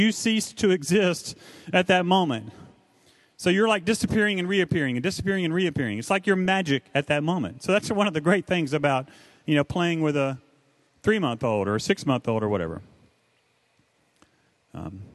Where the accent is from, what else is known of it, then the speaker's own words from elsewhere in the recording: the South, United States; I was raised in the South